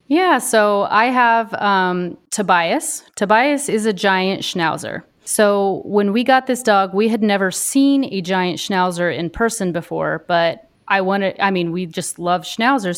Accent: Dodge City, Kansas, United States; now in Wisconsin, United States; I grew up in Kansas, um, right around Dodge City, Kansas. I grew up on a cattle ranch out there

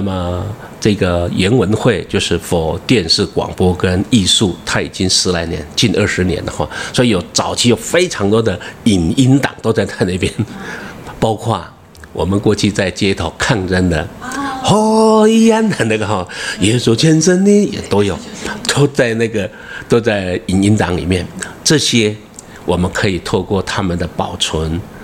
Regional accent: Yuli, Hualien County, Taiwan; first language Amis; 我是从花莲玉里长大哈，我的部落叫打谷寮

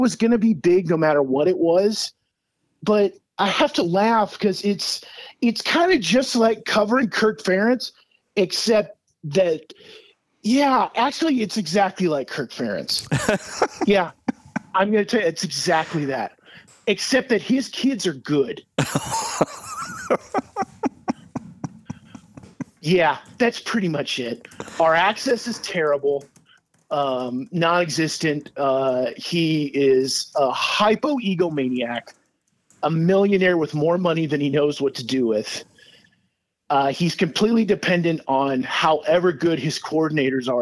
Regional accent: Iowa, United States; moved away as an adult; now in Denver, United States; my home state

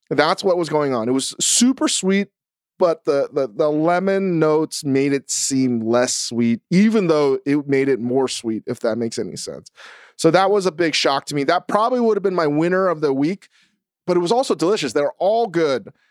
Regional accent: Virginia, United States; I'm a boy from Virginia.

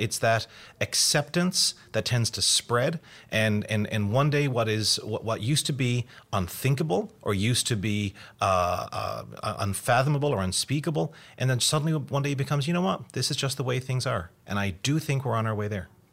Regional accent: Canada; I am Canadian

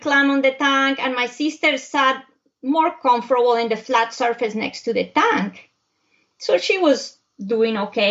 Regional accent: Bogota, Colombia; also born or lived in Europe; now in United States; I was born in Bogota, Colombia, I come from a hot weather country. But Bogota is located high up in the Andes

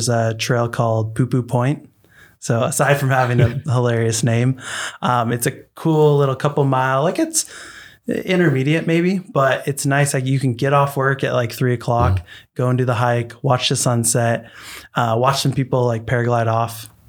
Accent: Pacific Northwest, United States; growing up in the Pacific Northwest, having access to so many great forests and national parks

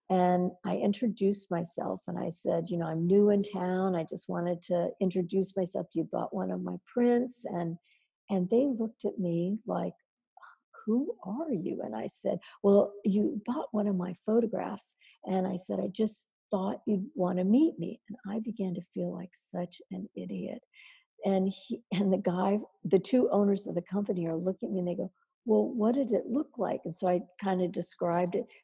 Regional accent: Midwest, United States; Oh, but I'm from the Midwest. I'm the hardest worker you'll ever meet

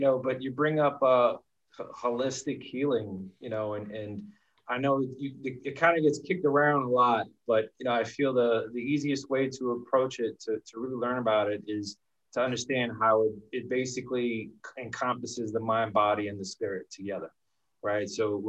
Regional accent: Bronx, New York, United States; Well, you know, I come from a very modest lower middle class Puerto Rican family.

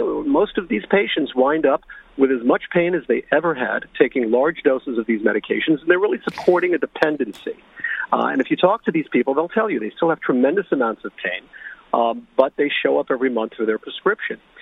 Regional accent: New York City, New York, United States; now in Long Island, United States; I'm actually from New York City.

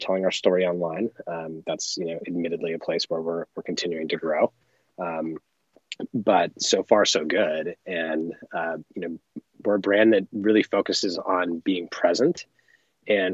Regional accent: Los Angeles, California, United States; I grew up in Los Angeles and grew up surfing and skiing

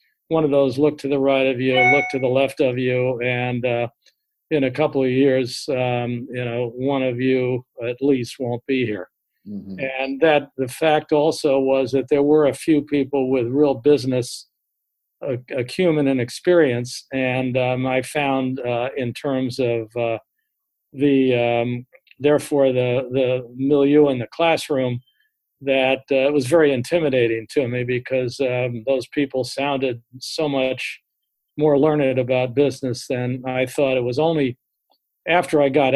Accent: Greenwich, Connecticut, United States; also born or lived in Oklahoma; I grew up in the Greenwich, Connecticut area, although I was actually born in Oklahoma

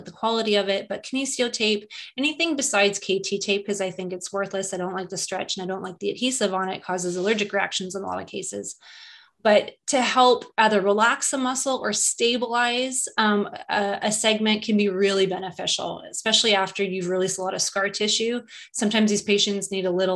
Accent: Winnipeg, Manitoba, Canada; moved away as an adult; also born or lived in Calgary, Canada; now in California, United States; I was born in central Canada in Winnipeg, and that's where I went to college and university.

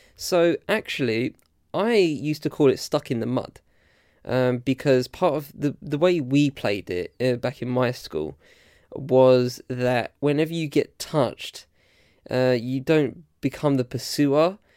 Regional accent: Essex, East of England, United Kingdom; also born or lived in London / Southampton; I was born in London, and I live, and I've lived in Essex for most of my life.

